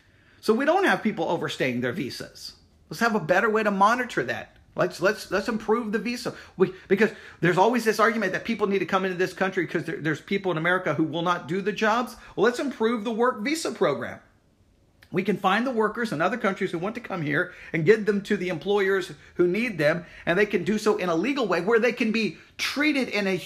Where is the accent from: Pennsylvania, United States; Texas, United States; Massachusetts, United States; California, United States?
Texas, United States; West; I grew up here in West Texas